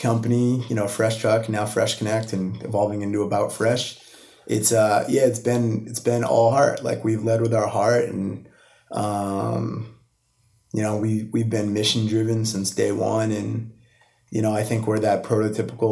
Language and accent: English; Milford, Massachusetts, United States; So home is Milford. I grew up there, like 40 minutes outside the city